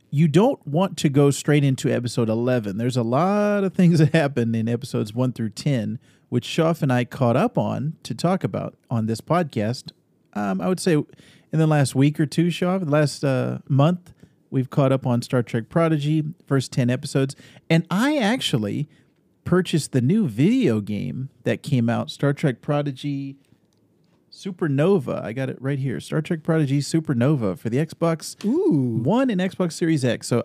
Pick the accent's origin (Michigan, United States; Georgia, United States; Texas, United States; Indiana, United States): Texas, United States; Austin; born there; And I was born in Austin, Texas. So when I was growing up, I also kind of I I, I didn't have any memories of living in Texas